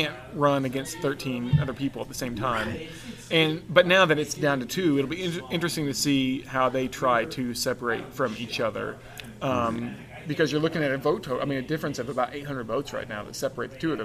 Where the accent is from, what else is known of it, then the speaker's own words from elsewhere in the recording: Tahlequah, Oklahoma, United States; I'm from Tahlequah